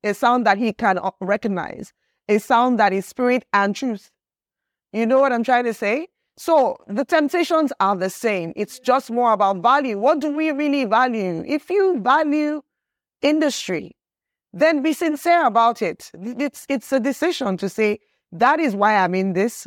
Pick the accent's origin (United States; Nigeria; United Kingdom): Nigeria; everything that I am culturally as a human being, as a Nigerian